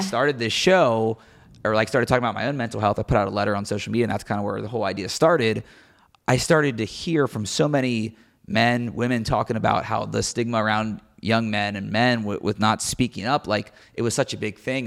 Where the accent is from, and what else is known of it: Cincinnati, Ohio, United States; born or raised there